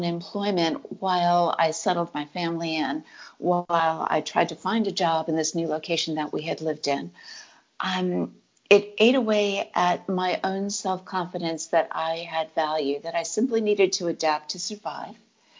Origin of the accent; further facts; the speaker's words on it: New England, United States; I'm always going to be a reserved person. I come from New England.